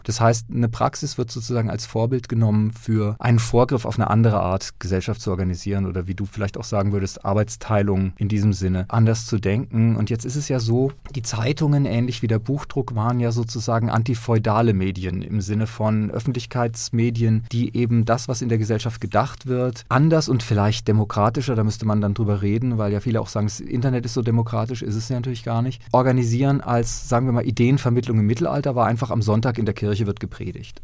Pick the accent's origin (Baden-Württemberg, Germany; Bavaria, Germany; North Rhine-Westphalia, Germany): Baden-Württemberg, Germany; near Lörrach; born or raised there